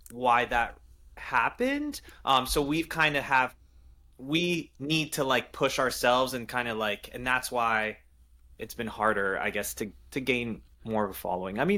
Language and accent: English; Paris, Île-de-France, France; I'm French guys I was born in Paris so every summer I go I, I go back to France to see my family we have a family uh, home there